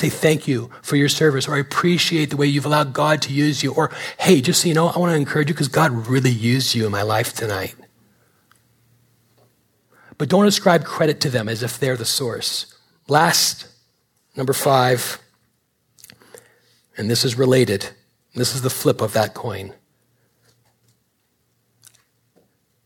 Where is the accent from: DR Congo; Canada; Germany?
Canada; moved away; I'm Canadian